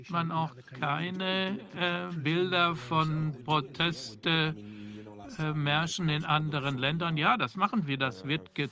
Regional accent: Poland; ich weiß noch, wie es war

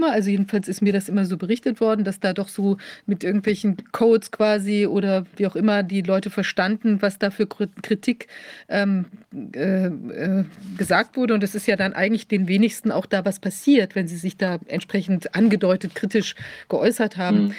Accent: Freiburg, Baden-Württemberg, Germany; Ich komme ja aus Freiburg ursprünglich

